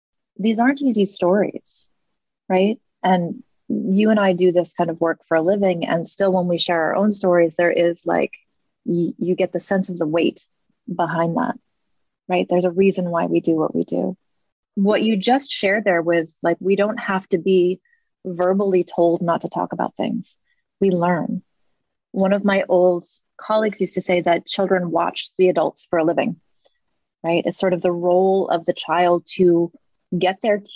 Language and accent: English; New England, United States; I grew up in New England as well